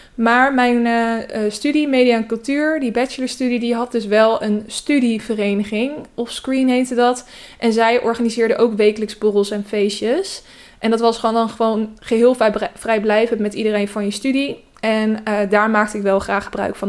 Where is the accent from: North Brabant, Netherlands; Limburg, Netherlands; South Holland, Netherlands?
South Holland, Netherlands; Westland; moved away; ik kom dus uit het Westland